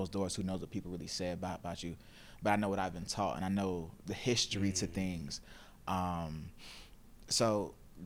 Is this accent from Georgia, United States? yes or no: yes; Stone Mountain, Georgia, United States; also born or lived in Gwinnett County, Georgia; I grew up in Stone Mountain on Memorial Drive, went to elementary school out there. My parents, the area where we stayed in wasn't like the best of areas. So my parents, we moved out to Gwinnett County at the time